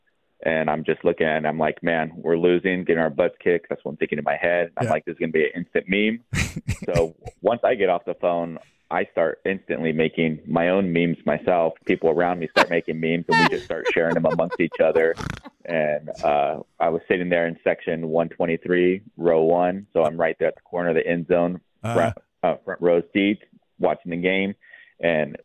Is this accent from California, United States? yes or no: yes; Lodi, California, United States; I'm originally from Lodi. I was born and raised here in Lodi.